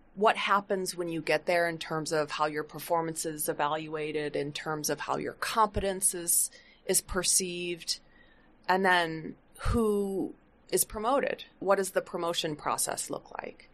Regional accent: Flint, Michigan, United States; I grew up in Flint, Michigan

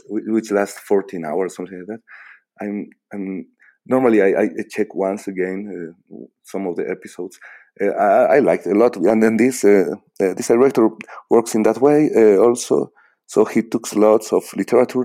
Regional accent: Bolivia; English is a second language

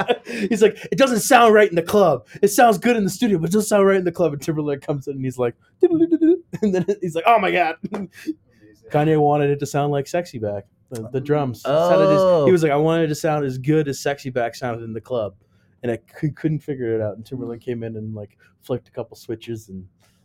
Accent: Canada; I'm the Canadian member of this Finnish trio.

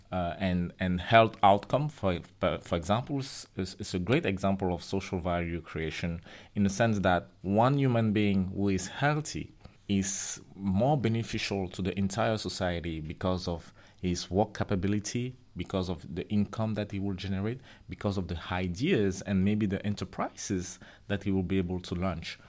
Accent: Cameroon; moved away; I was born in Africa, in Cameroon

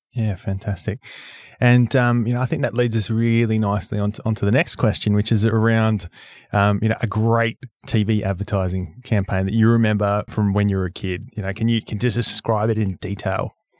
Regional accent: Australia; I grew up in Australia

